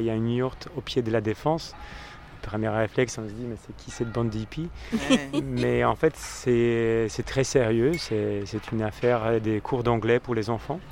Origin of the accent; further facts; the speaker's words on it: Poland; now in France; je suis né en Pologne, euh, j'ai vécu mon enfance à la campagne